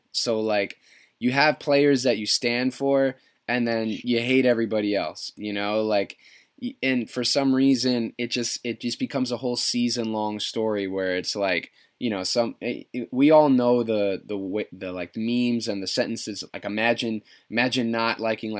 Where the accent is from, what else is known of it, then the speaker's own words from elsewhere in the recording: Westchester, New York, United States; I grew up down in Westchester.